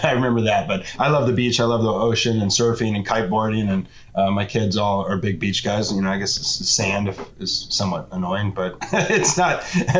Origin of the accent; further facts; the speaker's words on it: Santa Barbara, California, United States; so I'm a California local, and I grew up in Santa Barbara, which is about 100 miles north of Los Angeles.